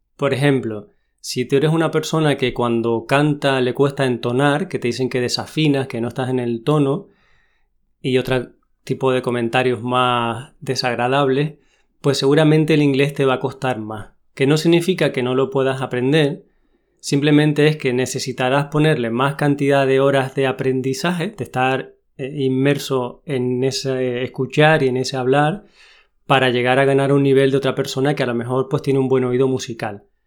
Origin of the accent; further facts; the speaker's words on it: Tenerife, Canary Islands, Spain; accent: canario; vengo de Tenerife